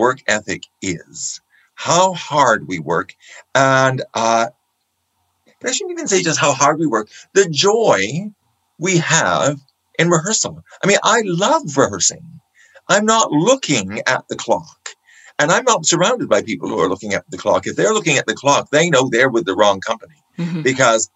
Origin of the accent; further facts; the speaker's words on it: Canada; being Canadian